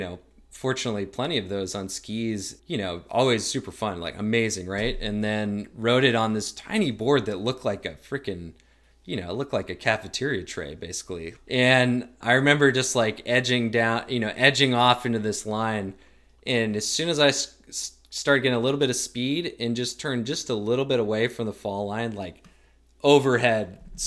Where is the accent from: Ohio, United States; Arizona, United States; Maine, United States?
Maine, United States; Portland; Like I'm from Portland, Maine, so like our real advantage is that we're kind of have a bit of a back door into the White Mountains.